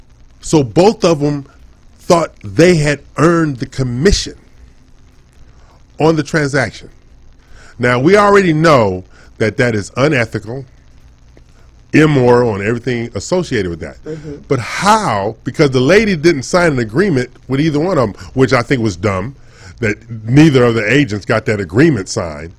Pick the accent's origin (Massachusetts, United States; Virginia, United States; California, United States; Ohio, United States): California, United States; Los Angeles; I'm from Los Angeles